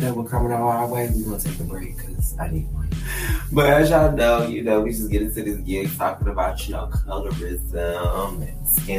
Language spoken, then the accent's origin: English; Detroit, Michigan, United States; moved away as an adult; now in New York City, United States; I've been on the East Coast for about 12 years. Mm-hmm. So when I go back home to Detroit, even though people know I'm from Detroit